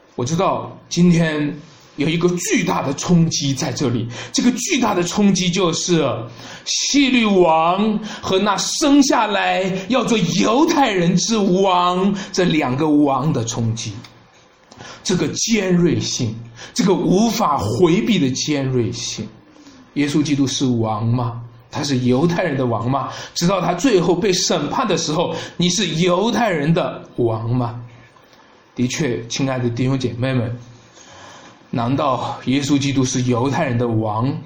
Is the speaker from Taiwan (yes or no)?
no; China; 我们作为中国人